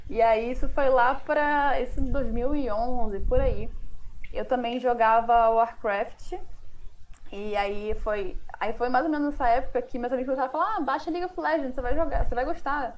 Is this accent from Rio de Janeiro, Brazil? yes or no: yes; Rio de Janeiro, Brazil; eu sou carioca